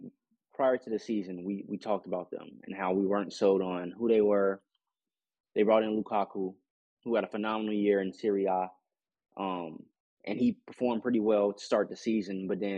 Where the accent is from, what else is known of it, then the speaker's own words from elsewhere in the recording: United States; as an American and someone that's studying soccer and football and learning my way, I'm always looked down upon from the English.